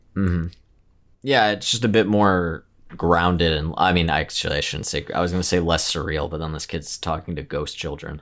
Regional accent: Midwest, United States; we both growing up in the Midwest

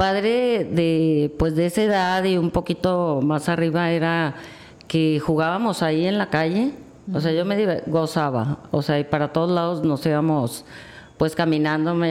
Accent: Guadalajara, Jalisco, Mexico; born there; now in Mazatlán, Mexico; Sí, nací en Guadalajara.

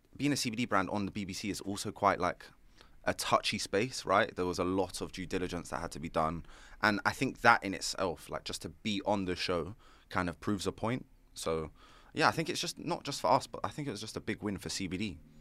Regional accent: London, United Kingdom; I'm an entrepreneur from North London

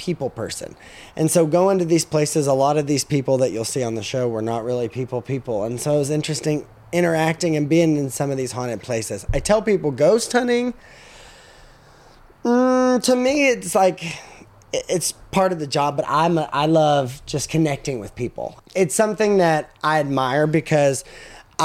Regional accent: Cookeville, Tennessee, United States; also born or lived in McMinnville, Tennessee; I'm from McMinnville. So, right down the road. So, yeah. I grew up there. I actually grew up in Cookeville and moved back to McMinnville whenever I got out of high school

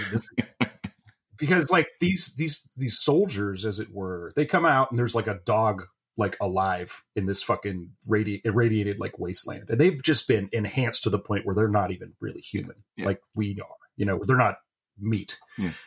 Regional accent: Northeast Ohio, United States; I'm only from a town in Northeast Ohio that had a lot of Italian people in it

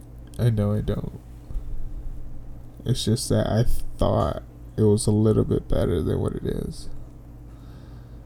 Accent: Dallas, Texas, United States; We grew up in Oak Cliff. Yeah, Oak Cliff, that's my hood

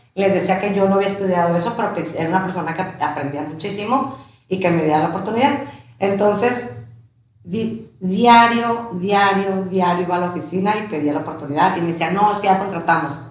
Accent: Tijuana, Baja California, Mexico; also born or lived in León, Guanajuato / Ensenada; somos originarios de León, Guanajuato Llegamos a mi edad de cuatro años este, a Tijuana.

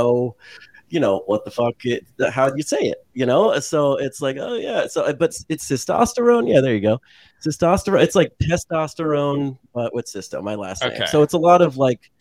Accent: the Valley, California, United States; also born or lived in San Francisco; I grew up in the Valley.

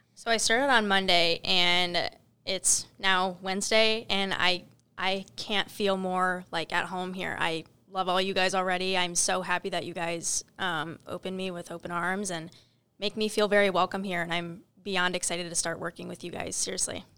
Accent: Northern Illinois, United States; now in Cincinnati, United States; I am from Northern Illinois

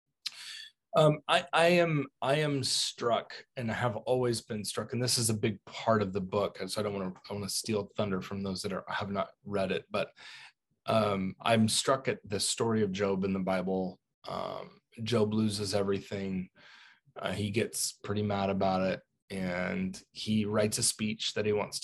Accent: United States; As an American

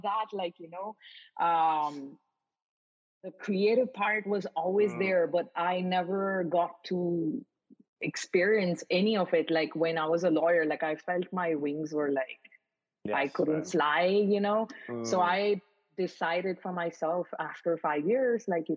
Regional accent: Mumbai, Maharashtra, India; moved away; also born or lived in Paris; I grew up in Mumbai in India

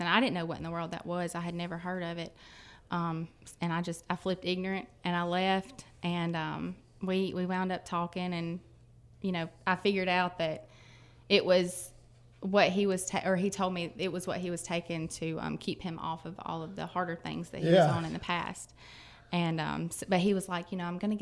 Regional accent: Shannon, Mississippi, United States; I'm from Shannon.

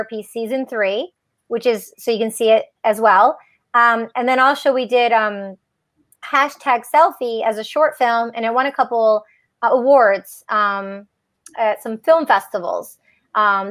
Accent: outside of Detroit, Michigan, United States; growing up outside of Detroit, Michigan.

